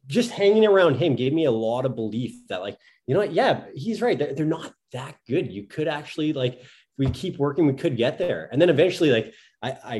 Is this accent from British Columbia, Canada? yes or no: no; Thunder Bay, Ontario, Canada; moved away as an adult; also born or lived in Italy / United Kingdom; So I'm from Thunder Bay, Ontario. So we're about, I think, a 6-hour drive north of Minneapolis.